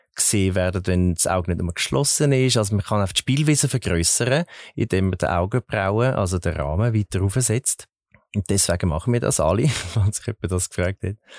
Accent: Zurich, Switzerland; ich bin in Zürich geboren und aufgewachsen

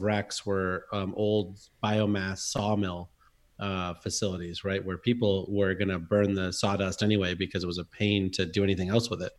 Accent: Massachusetts, United States; I grew up in Massachusetts

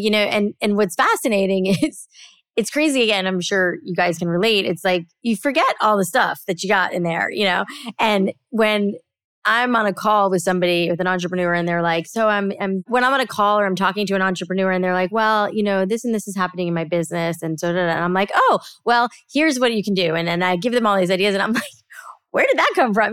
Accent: South Florida, United States; I grew up in South Florida

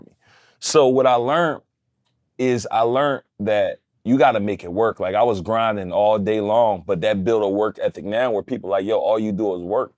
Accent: Philadelphia, Pennsylvania, United States; I'm from West Philly.

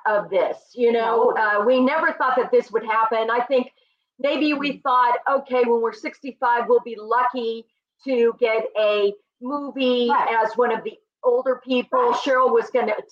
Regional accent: Oklahoma, United States; I'm from Oklahoma, and I started dancing

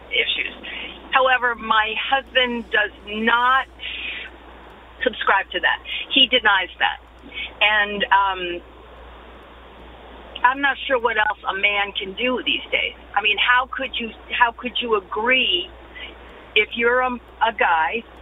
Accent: New York suburbs, United States; now in Stamford, United States; I was born and raised in uh, the New York suburbs also Republican uh, parents, but am a very progressive Democrat.

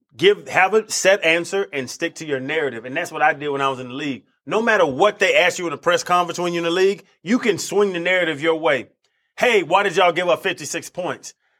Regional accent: Tampa, Florida, United States; I grew up in Tampa

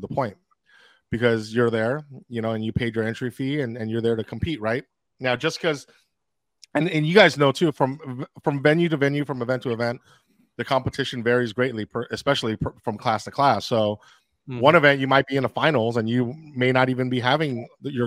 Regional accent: California, United States; I'm from California

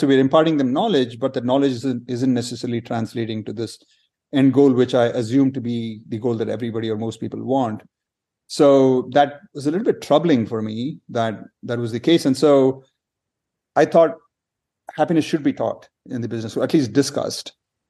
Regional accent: India; I grew up in several different places in India.

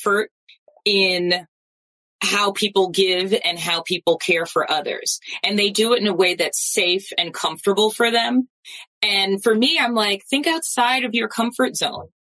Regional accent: New York, United States; moved away; I'm from New York

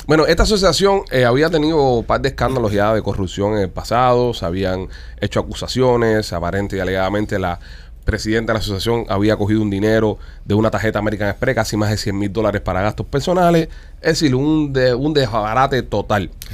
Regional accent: Cuba; also born or lived in South Florida; now in Florida, United States; somos cinco cubanos

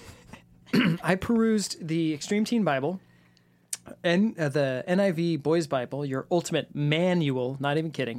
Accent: San Francisco, California, United States; I was actually born and raised in San Francisco

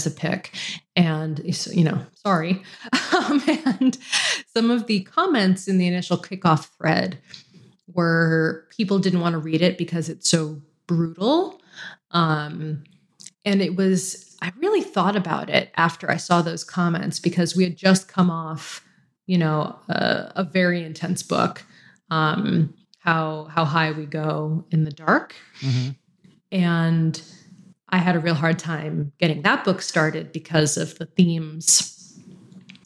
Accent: United States; moved away as an adult; now in British Columbia, Canada; I'm American

